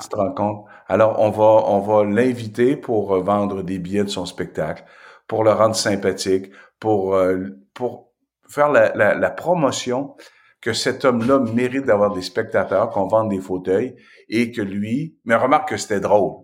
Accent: Asbestos, Quebec, Canada; il n'y avait pas de Noir qui était débarqué dans mon patelin

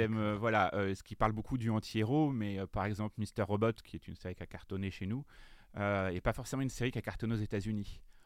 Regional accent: Le Conquet, Brittany, France; now in Paris, France; je suis breton, euh, je viens euh, du fin fond de la Bretagne

